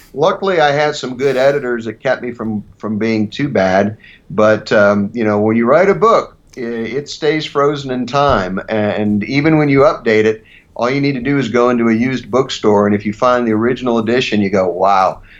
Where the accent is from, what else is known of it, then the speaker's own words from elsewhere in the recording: Ohio, United States; moved away as an adult; also born or lived in Milwaukee, Wisconsin / Philadelphia, Pennsylvania; now in Denver, United States; I grew up in the Midwest. I grew up on a farm, a cattle farm and crop farm in Ohio